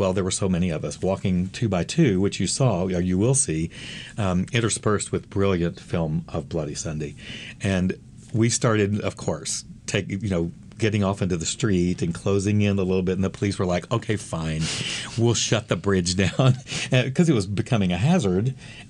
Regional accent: Texas, United States; I grew up in Texas. It's the South. It's the bad South

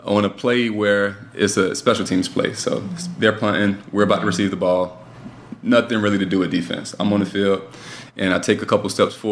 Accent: West Palm Beach, Florida, United States; now in Winston-Salem, United States; Born and raised in South Florida, West Palm, in a single parent household

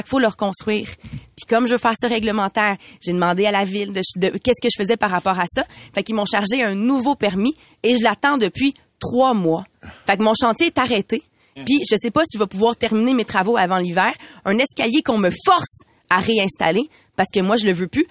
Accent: Montreal, Quebec, Canada; J'habite en ville depuis de nombreuses années. Je suis une fière Montréalaise

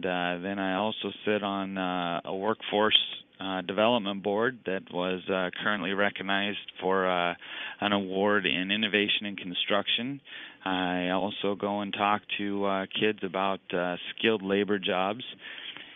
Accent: Prineville, Oregon, United States; moved away; I'm from Prineville.

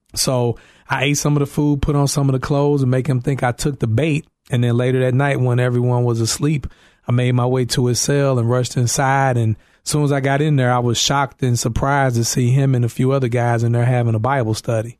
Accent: East St. Louis, Illinois, United States; moved away as an adult; now in Carol Stream, United States; I'm from East Saint Louis, Illinois

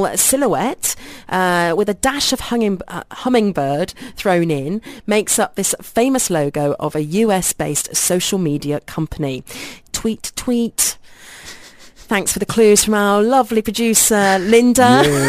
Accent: Brazil; If we had to go back to our home country, is it possible to ship him? Since we're from Brazil, we have a 15-hour flight.

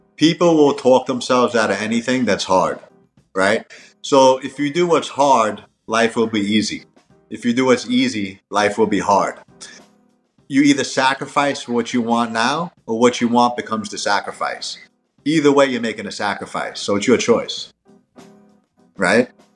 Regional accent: New York, United States; moved away; also born or lived in Miami; I'm from New York and I lived in Miami

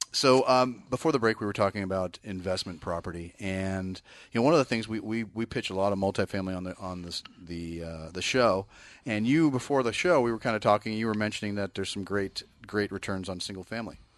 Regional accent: Bay Area, California, United States; moved away; I'm from the Bay Area

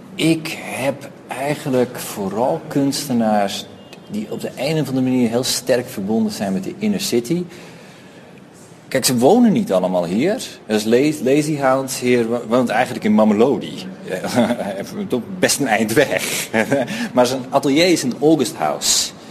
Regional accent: Netherlands; moved away as an adult; now in Johannesburg, South Africa; Ik kom uit Nederland en ik ben nu ongeveer anderhalf jaar in, in Joburg.

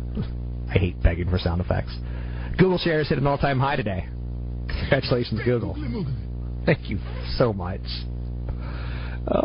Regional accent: United States

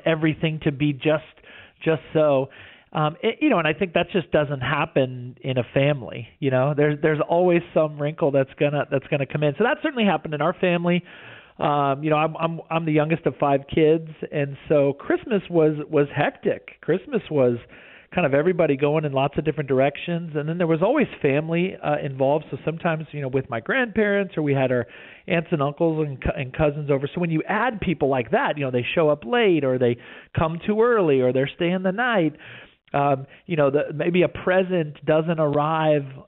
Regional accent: right outside of Houston, Texas, United States; we grew up right outside of Houston.

